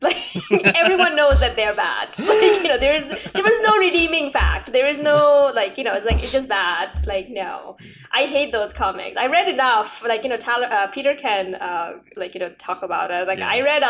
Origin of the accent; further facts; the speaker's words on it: Bangladesh; I'm actually originally from Bangladesh. And I think we got the same version of things, maybe one in English and one in Bangla. Things were not very good back home.